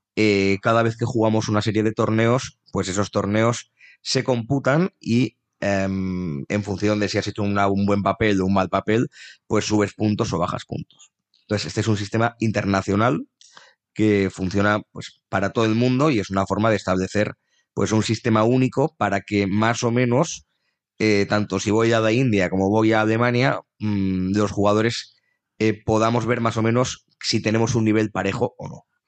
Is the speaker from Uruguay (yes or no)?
no; Navarre, Spain; nos suelen preguntar a los navarros